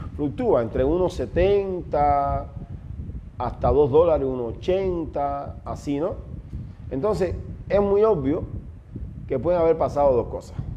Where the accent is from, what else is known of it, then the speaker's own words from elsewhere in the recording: Ciego de Ávila, Cuba; moved away as an adult; now in Ecuador; soy cubano 100% de Ciego de Ávila y ahora hace ya seis años que vivo acá en el Ecuador.